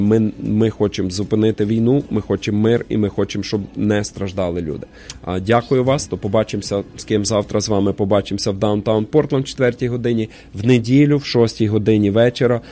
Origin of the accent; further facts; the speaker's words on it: Ukraine; now in Portland, United States; всі ми з вами, вихідці з України